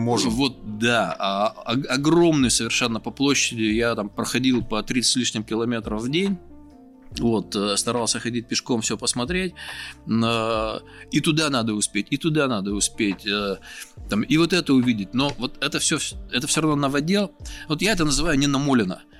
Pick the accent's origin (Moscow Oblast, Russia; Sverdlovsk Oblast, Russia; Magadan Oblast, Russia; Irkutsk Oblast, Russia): Sverdlovsk Oblast, Russia; Yekaterinburg; Я говорю, нет, из Екатеринбурга